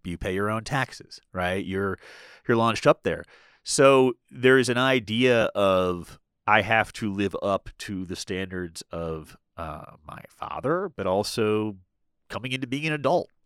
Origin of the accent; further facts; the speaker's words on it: Washington, District of Columbia, United States; also born or lived in Boston; I grew up in Washington, you know, went to school in Boston for four years, I came right back to D C.